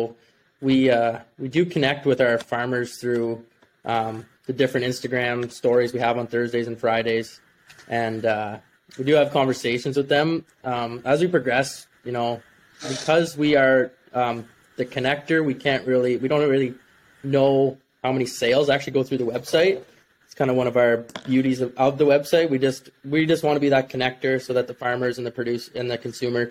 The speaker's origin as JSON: {"language": "English", "town": "Rankin", "region": "Ontario", "country": "Canada", "tie": "born or raised there", "said": "I grew up just outside Pembroke, which is just outside Ottawa, in a small village of Rankin, Ontario"}